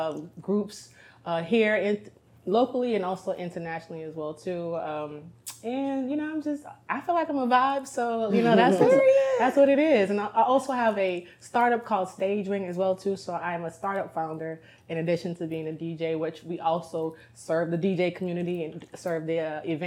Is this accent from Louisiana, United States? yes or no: yes; New Orleans, Louisiana, United States; now in Atlanta, United States; From New Orleans, Louisiana, by specifically the Ninth Ward.